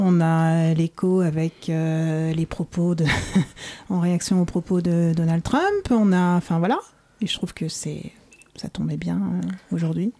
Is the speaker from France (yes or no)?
yes; Paris suburbs, Île-de-France, France; je suis née à Paris. J'ai grandi en banlieue parisienne.